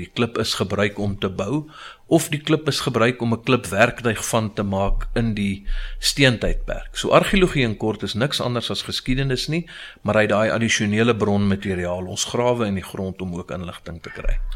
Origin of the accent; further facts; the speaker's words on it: Pretoria, Gauteng, South Africa; ek is 'n Pretoriaaner, ge gebore in Getoe. Uh eh, was eintlik maar my hele lewe lank in Pretoria en is nog steeds hierso.